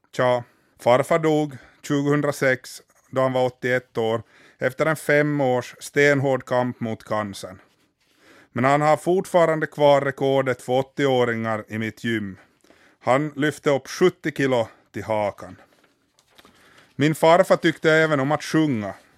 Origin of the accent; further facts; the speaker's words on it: Finland; hemma i Finland